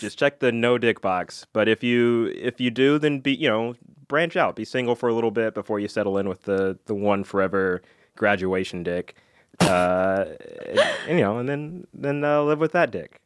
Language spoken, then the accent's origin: English; Alabama, United States; I went to school in Alabama.